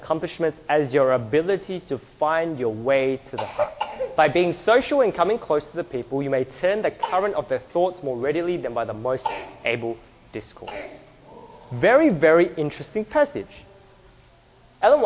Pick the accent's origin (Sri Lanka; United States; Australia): Australia; we are from Australia